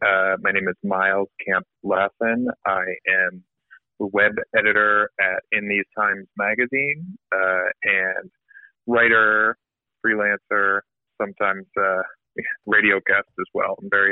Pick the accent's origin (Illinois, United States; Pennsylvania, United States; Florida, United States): Illinois, United States; Chicago; I grew up in Chicago.